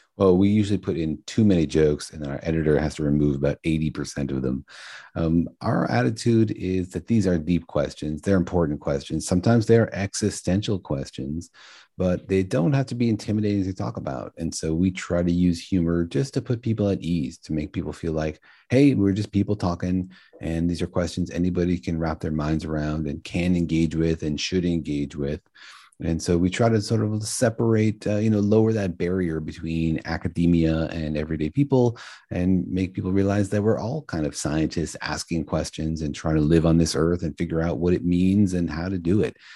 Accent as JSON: {"language": "English", "town": "Los Alamos", "region": "New Mexico", "country": "United States", "tie": "born or raised there", "said": "I grew up in Los Alamos, New Mexico, home of the Manhattan Project"}